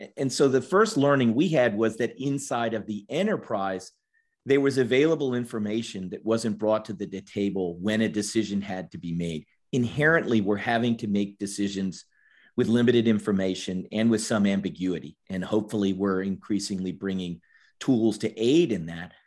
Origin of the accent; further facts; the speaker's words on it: Washington, District of Columbia, United States; moved away as an adult; also born or lived in Georgia; I grew up in Washington, D.C., and in a family of, of four.